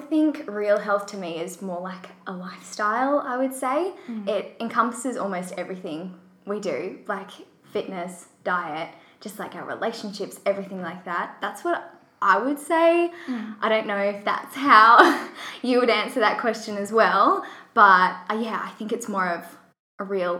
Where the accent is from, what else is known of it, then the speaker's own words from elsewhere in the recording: Western Australia, Australia; also born or lived in Perth / Kalgoorlie; So I was born in Perth, Western Australia, and my dad works for the Australian Federal Police, so we moved around a lot when I was younger. So I lived in Kalgoorlie for a bit